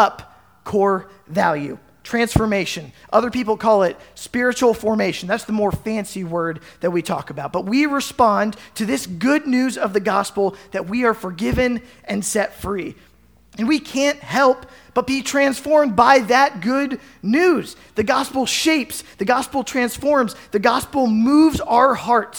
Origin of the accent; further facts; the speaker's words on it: Carlisle, Pennsylvania, United States; now in Southwest Iowa, United States; growing up in Carlisle, Pennsylvania